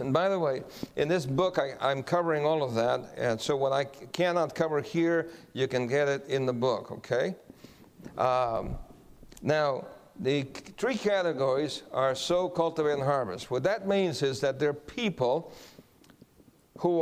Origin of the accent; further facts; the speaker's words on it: Guam; I'm from Guam also.